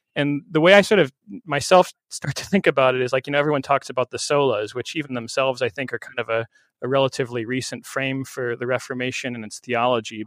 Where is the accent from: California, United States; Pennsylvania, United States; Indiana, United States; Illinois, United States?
Illinois, United States; central; moved away as an adult; now in Randolph, New Jersey, United States; I'm from central Illinois, not too far from where you're serving, Willie, a little town of Beeson